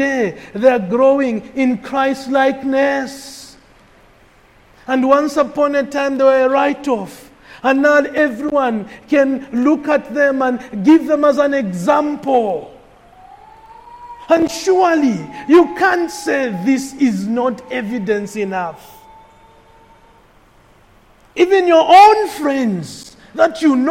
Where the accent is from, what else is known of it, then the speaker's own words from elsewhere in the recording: Kitwe, Copperbelt Province, Zambia; Growing up in Kitwe